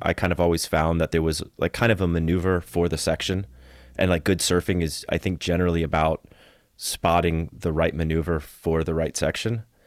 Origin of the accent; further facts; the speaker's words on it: Florida, United States; also born or lived in Costa Rica; Growing up as a surfer in Florida and just hating that I was born in Florida